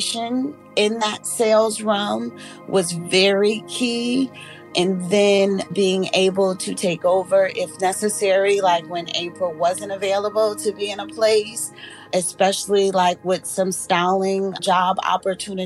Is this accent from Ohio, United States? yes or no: no; Springfield, Massachusetts, United States; I grew up in Springfield, Massachusetts, and I was able to go to New York often and dance on Broadway.